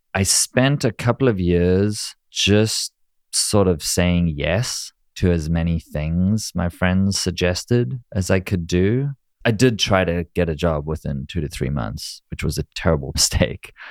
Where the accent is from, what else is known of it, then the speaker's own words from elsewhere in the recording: South Africa; moved away as an adult; also born or lived in Israel / New York; now in United States; growing up in South Africa